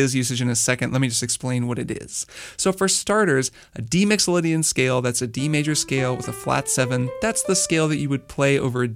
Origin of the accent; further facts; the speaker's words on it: Bloomington, Indiana, United States; I grew up in Bloomington, Indiana